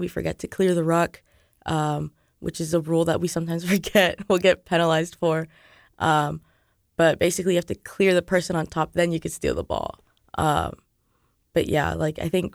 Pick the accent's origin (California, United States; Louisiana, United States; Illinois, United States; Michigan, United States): California, United States; moved away as an adult; now in Lawrence, United States; I'm from California, so I don't even know anybody here in Lawrence or in Kansas